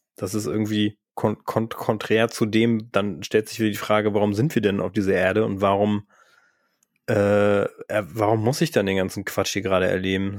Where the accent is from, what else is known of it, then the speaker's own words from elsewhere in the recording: Northern Germany, Germany; wir sind eigentlich beide Norddeutsche